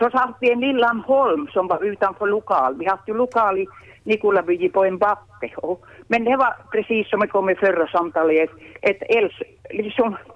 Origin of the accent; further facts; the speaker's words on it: Ostrobothnia, Finland; Jag är ju hem från Köst, men de kom mycket från Kränneby och Kortseby till, till Köst och till Nikolaby